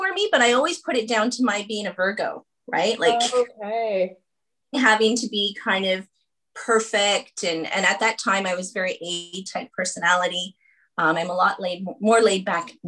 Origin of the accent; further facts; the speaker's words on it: Canada; I am the 7th child to my parents who are Irish immigrants. But the interesting piece to that is I'm the first Canadian.